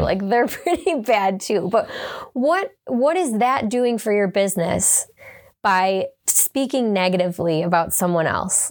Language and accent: English; Hamburg, New York, United States; I grew up in Hamburg. I'm from Hamburg.